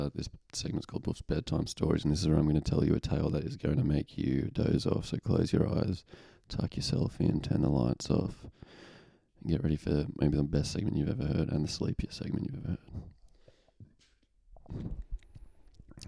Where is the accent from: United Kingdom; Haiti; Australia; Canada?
Australia; Lithgow, New South Wales; I'm in Lithgow, I'm in my hometown